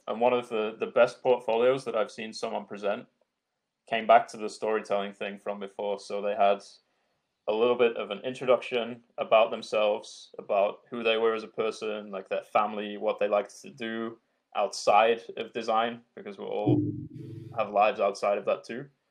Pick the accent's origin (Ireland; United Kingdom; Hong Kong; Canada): United Kingdom; Yorkshire and the Humber; I'm from Yorkshire in England, and we use a shitload of swear words and a shitload of slang